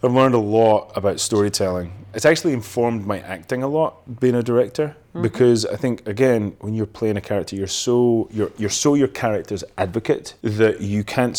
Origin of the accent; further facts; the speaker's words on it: Elgin, Scotland, United Kingdom; Elgin is like funny. It's a funny little town and I love it now, but at the time I couldn't wait to get away from